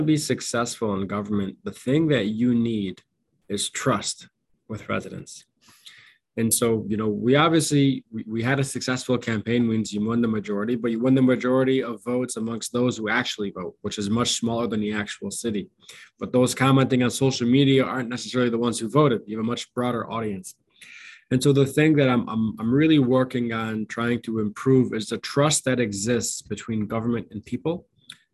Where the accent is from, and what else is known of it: Dearborn, Michigan, United States; born or raised there